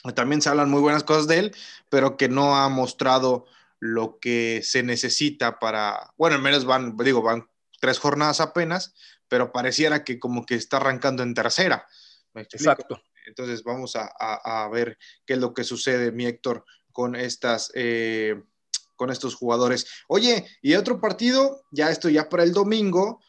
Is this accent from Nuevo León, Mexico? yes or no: no; Tampico, Tamaulipas, Mexico; also born or lived in Argentina; soy de acá de Tampico.